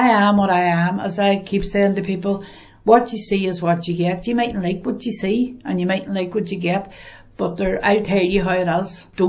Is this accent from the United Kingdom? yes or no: yes; Northern Ireland, United Kingdom; I grew up in the Far Road, which would be now supposed classified as the bog.